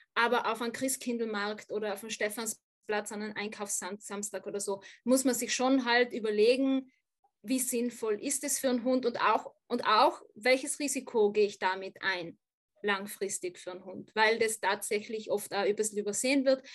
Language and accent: German; South Tyrol, Trentino-Alto Adige, Italy; now in Vienna, Austria; also ich komme ursprünglich ja aus Südtirol, auch vom Land